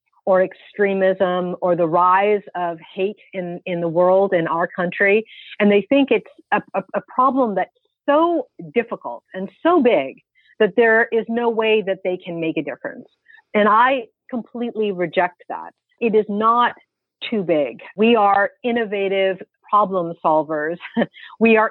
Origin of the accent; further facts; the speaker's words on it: United States; as an American and as a Muslim